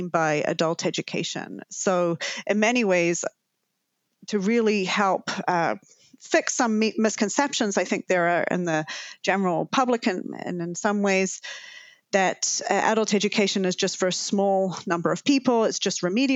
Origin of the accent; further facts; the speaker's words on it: New Zealand; now in Canada; as you can probably tell from my lingering accent, I'm originally from Aotearoa, New Zealand.